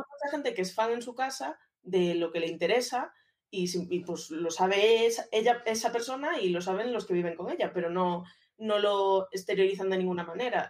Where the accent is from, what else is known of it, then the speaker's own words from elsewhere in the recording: A Coruña, Galicia, Spain; moved away as an adult; now in Madrid, Spain; soy una chica de 31 años que va a cumplir 32 ya, que soy de Coruña